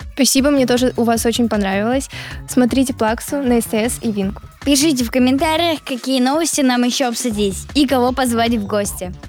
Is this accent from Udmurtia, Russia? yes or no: no; Saint Petersburg, Russia; я, кстати, родилась в Питере